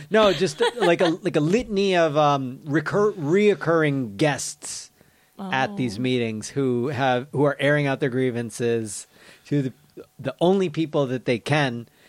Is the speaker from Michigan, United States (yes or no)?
yes; Michigan, United States; moved away; my hometown back in Michigan